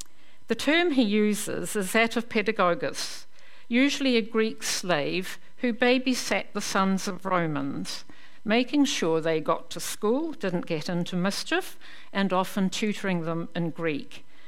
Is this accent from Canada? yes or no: no; New Zealand; also born or lived in Belfast, United Kingdom; I turned 5 on the boat coming out to New Zealand